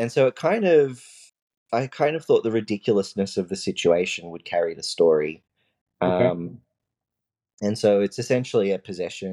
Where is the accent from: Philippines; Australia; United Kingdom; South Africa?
Australia; also born or lived in New Zealand; I'm Australian